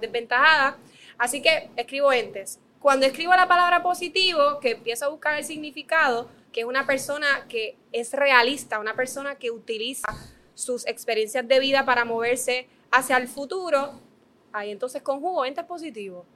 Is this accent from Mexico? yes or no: no; Dorado, Puerto Rico; yo soy de Dorado